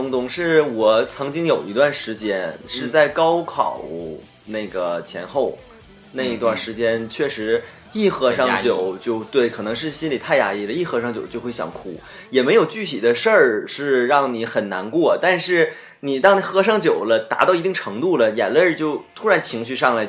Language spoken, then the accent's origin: Chinese; Northeast China, China; 因为我也是土生土长东北人嘛